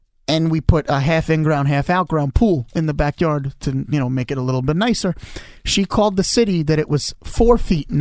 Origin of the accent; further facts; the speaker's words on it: New York City, New York, United States; We're all from Brooklyn at heart. We were all raised in Brooklyn, and you can tell the second you talk to us.